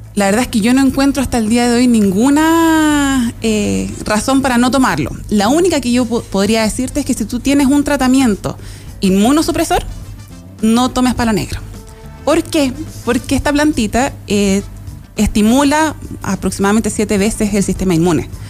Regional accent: Chile; also born or lived in Los Lagos, Los Ríos Region, Chile; el sur de nuestro país

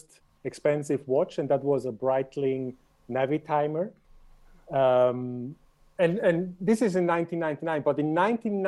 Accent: Switzerland; moved away as an adult; growing up in Switzerland, I lived in Switzerland until 2014. Mm-hmm. I was born in Switzerland. I lived my entire life in Switzerland.

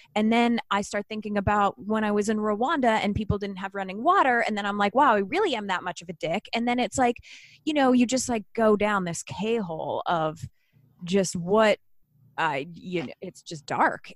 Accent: Canada; I'm Canadian

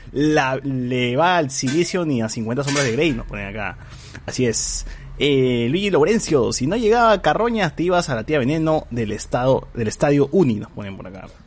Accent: Peru; como buen peruano

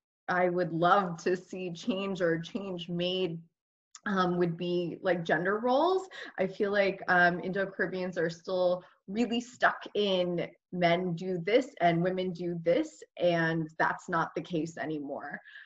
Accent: New Jersey, United States; my experience growing up in Jersey was awesome. I think, I mean, my parents originally when they came had wanted to live in Queens because that's where everybody had family. But then my dad's uncle was in Jersey, so they ended up moving to Jersey to be closer to him.

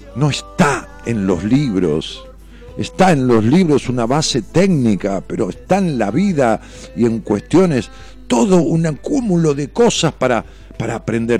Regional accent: Ramos Mejía, Buenos Aires Province, Argentina; yo nací en una ciudad que tiene trescientos mil habitantes y le digo mi pueblo, ¿no? En Ramón Mejía.

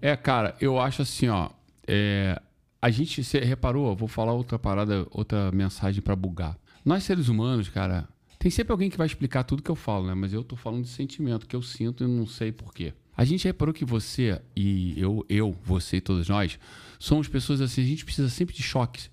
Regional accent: Rio de Janeiro, Brazil; eu sou brasileiro carioca

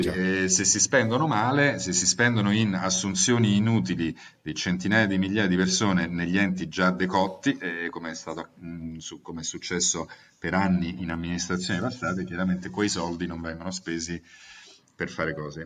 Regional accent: Naples, Campania, Italy; now in Rome, Italy; mi sentivo cives romanus acquisito da napoletano

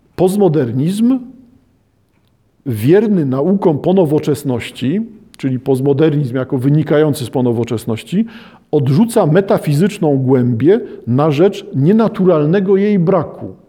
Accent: Poland; w Polsce nie widać, że wszyscy wywodzimy się z chłopów

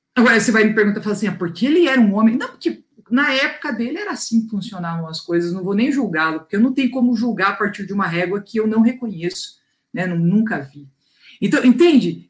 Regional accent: Londrina, Paraná, Brazil; accent: londrinense; eu sou londrinense. Porque já percebeu o meu sotaque

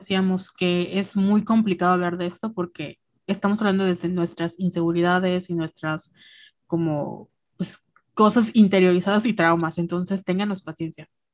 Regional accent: Mexico; somos mexicanas

